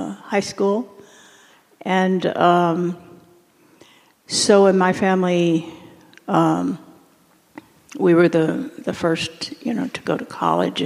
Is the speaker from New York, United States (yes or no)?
no; Canadian County, Oklahoma, United States; I grew up in rural Oklahoma, Canadian County.